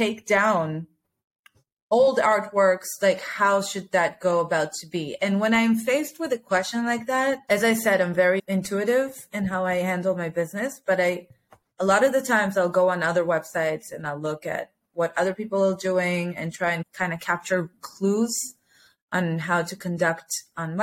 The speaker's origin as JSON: {"language": "English", "country": "United States", "tie": "born or raised there", "moved": "yes", "lives_now": "Israel", "said": "I grew up in America"}